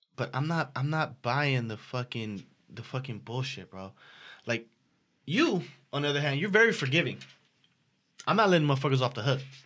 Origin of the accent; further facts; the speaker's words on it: Los Angeles, California, United States; I'm from South Central Los Angeles